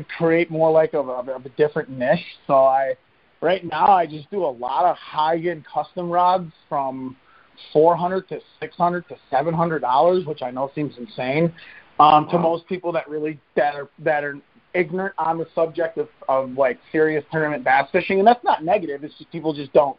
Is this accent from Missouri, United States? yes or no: no; Lake St. Clair, Michigan, United States; moved away as an adult; now in Michigan, United States; I grew up right on Lake St. Clair and 3 minutes up the road from Lakeshore High School